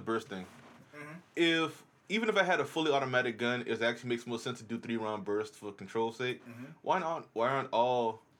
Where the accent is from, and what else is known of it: Charleston, South Carolina, United States; born or raised there